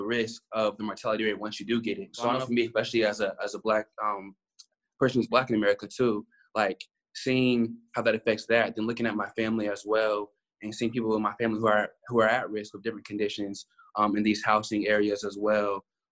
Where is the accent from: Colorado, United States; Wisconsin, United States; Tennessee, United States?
Colorado, United States; Aurora; moved away as an adult; now in Columbia, United States; I'm from Aurora, Colorado.